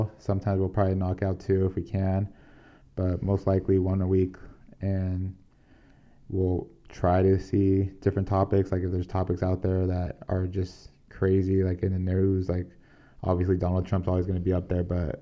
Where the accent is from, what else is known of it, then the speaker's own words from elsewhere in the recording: San Diego, California, United States; we're born and raised in San Diego, 26 years